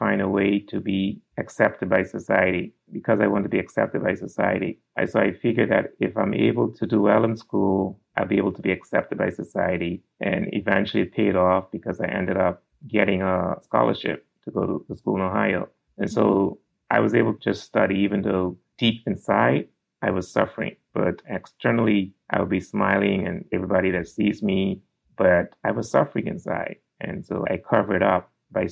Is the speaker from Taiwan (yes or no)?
no; Turks & Caicos Islands; I grew up in the Turks and Caicos Islands, where I still live.